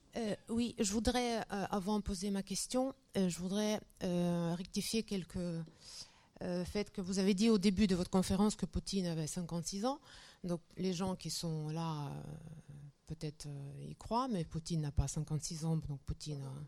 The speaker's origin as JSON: {"language": "French", "country": "Russia", "tie": "born or raised there", "moved": "yes", "lives_now": "France", "said": "je retombe dans mon enfance de l'Union soviétique"}